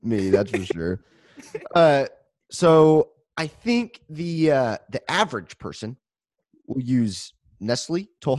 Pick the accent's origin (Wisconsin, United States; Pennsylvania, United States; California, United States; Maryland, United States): California, United States; Central Valley; I'm from the Central Valley